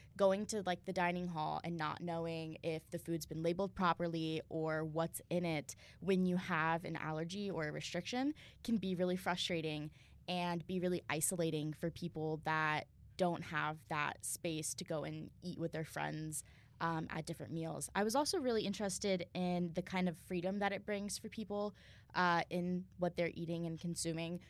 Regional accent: Southwestern Ohio, United States; moved away as an adult; I'm from Southwestern Ohio

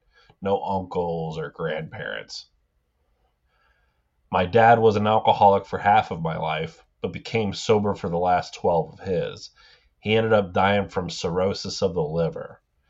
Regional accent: Boise, Idaho, United States; I grew up in Boise, Idaho, with four brothers and one sister.

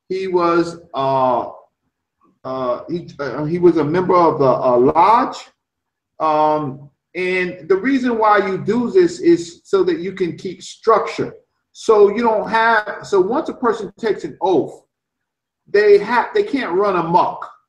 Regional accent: Newport News, Virginia, United States; I am from the South. I am from uh, Newport News, Virginia.

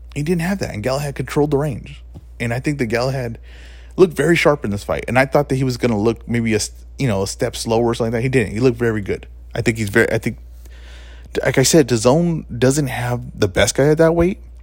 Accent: United States; we're from the States, right, well, at least I am

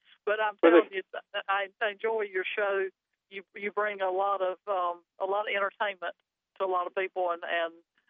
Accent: Wayne County, North Carolina, United States; I'm a Wayne County girl. I'm a Nahanna girl.

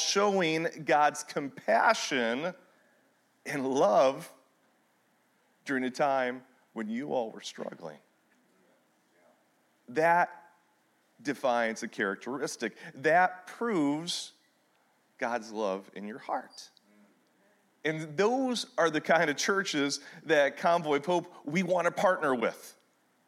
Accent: Michigan, United States; now in Missouri, United States; I am originally from Michigan

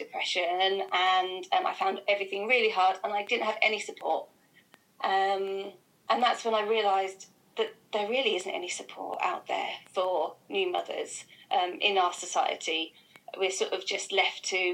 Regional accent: Felixstowe, East of England, United Kingdom; moved away as an adult; also born or lived in Reading; I grew up in Felixstowe, I didn't have anybody around.

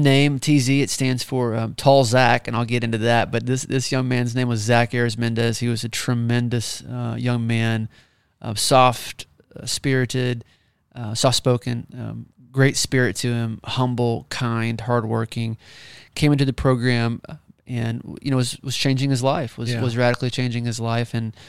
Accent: Pryor, Oklahoma, United States; Yeah, well, I'm from Pryor, which is right down the road from Tulsa. So Tulsa was the big city for me growing up.

